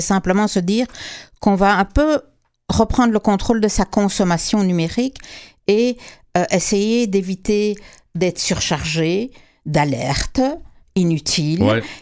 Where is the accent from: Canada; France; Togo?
Canada; Quebec; chez nous au Québec